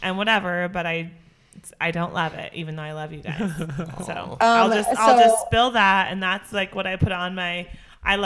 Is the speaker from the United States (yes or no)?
yes; Spokane, Washington, United States; I was born and raised in Spokane